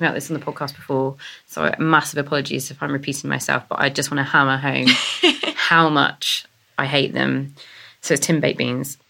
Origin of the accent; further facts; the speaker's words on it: the Cotswolds, South West England, United Kingdom; I'm from the Cotswolds